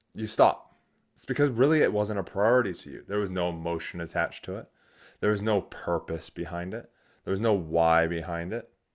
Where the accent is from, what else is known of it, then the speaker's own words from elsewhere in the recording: United States; now in New Zealand; I am an American